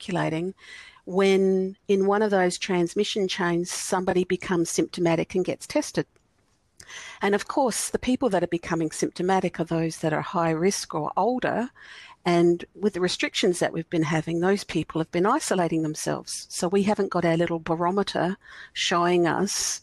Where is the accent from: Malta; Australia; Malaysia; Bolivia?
Australia; South Australia; I'm from South Australia